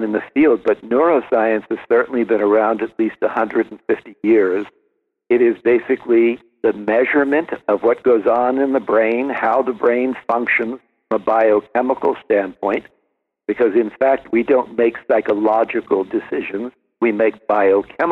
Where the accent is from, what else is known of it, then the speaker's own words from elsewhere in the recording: New Jersey, United States; also born or lived in Brooklyn, New York; grew up mostly in New Jersey